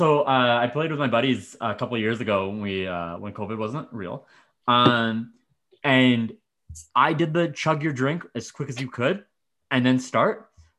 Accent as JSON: {"language": "English", "town": "Medicine Hat", "region": "Alberta", "country": "Canada", "tie": "born or raised there", "said": "I grew up in Medicine Hat, right?"}